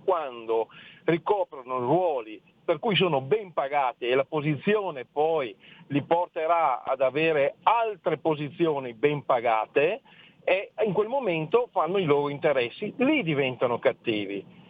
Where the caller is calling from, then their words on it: Friuli-Venezia Giulia, Italy; chiamo dal Friuli.